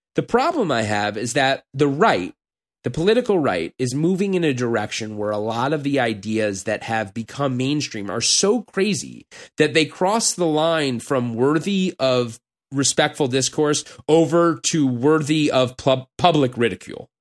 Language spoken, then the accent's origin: English; Los Angeles, California, United States; moved away as an adult; when people ask me where I'm from now, I'm gonna say L.A.